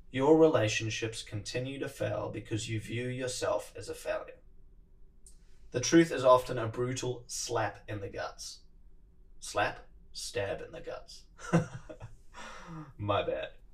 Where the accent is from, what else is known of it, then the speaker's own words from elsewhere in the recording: New Zealand; accent: Kiwi; my Kiwi accent